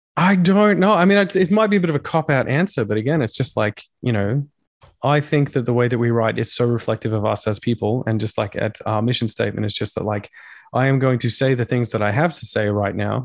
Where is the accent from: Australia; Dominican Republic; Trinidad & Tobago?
Australia; being an Australian